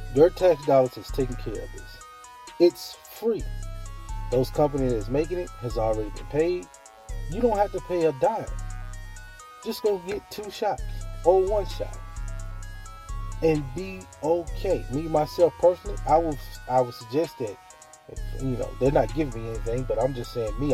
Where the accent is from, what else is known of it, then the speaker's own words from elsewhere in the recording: Mississippi, United States; moved away; live down here in my home state, in my hometown